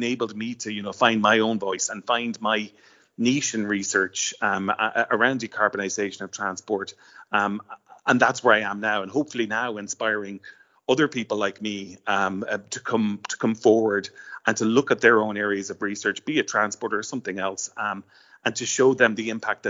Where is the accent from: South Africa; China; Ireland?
Ireland; Waterford, Munster; now in Dublin, Ireland; I grew up in Waterford, and my grandparents would have lived in Dublin